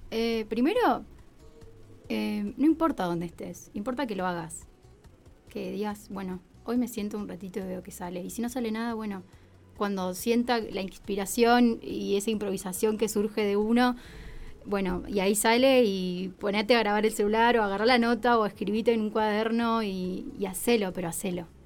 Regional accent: La Pampa, Argentina; yo soy de La Pampa

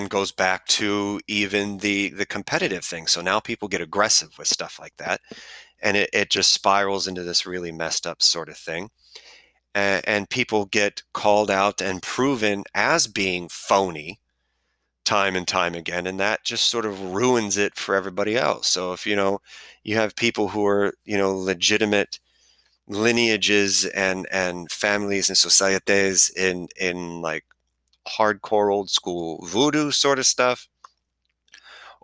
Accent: Cleveland, Ohio, United States; I'm from Cleveland

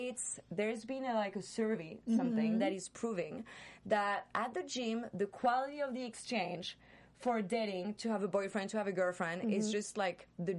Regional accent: Seattle, Washington, United States; now in France; even when I grew up in Seattle, people were like, oh, Sunday we're going to Tarjay.

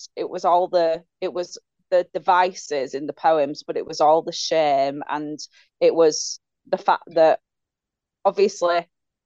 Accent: Leeds, Yorkshire and the Humber, United Kingdom; I'm from Leeds.

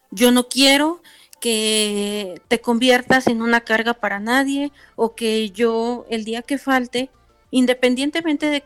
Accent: Tlaxcala, Mexico; soy del estado de Tlaxcala.

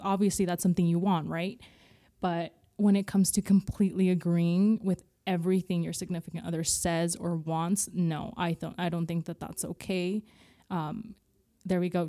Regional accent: California, United States; I grew up in California

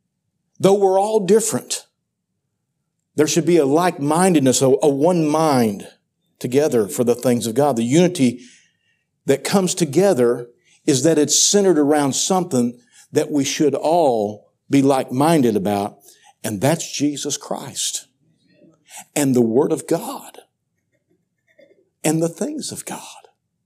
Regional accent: Missouri, United States; now in Central Missouri, United States; I was raised in Southeast Missouri. That's Cardinal country. I moved up here into Central Missouri

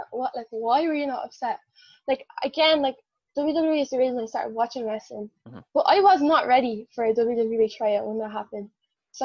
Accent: Ireland; I'm Irish, I'm the Irish unicorn

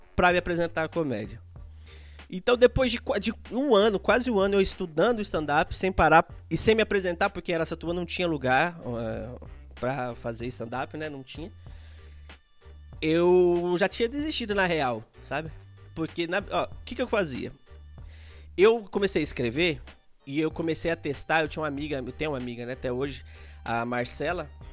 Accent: Taboão da Serra, São Paulo, Brazil; also born or lived in Araçatuba, São Paulo; algo que vivi muito na minha infância no Tabuão

